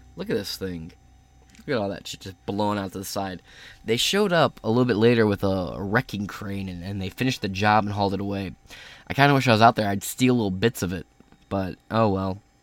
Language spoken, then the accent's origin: English; Michigan, United States; my fucking state